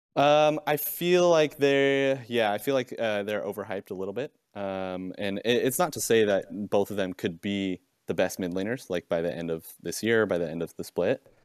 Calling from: Provo, Utah, United States; calling from Provo, Utah

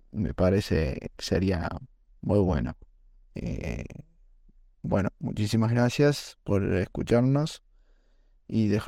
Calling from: Villa María, Córdoba, Argentina

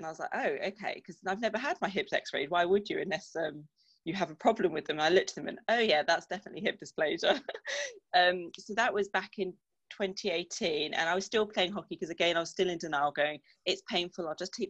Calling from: Salisbury, South West England, United Kingdom; Salisbury, down in Wiltshire.

